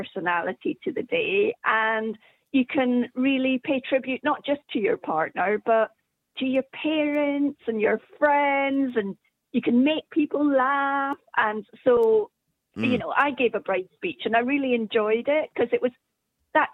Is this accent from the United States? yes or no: no; Scotland, United Kingdom; being a Scot myself